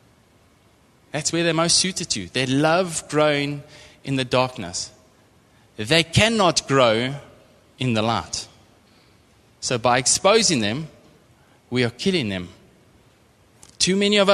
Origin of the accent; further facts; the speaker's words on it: East London, Eastern Cape, South Africa; also born or lived in Port Elizabeth / Transkei; I'm from the Eastern Cape, grew up in East London, moved to Port Elizabeth to go and study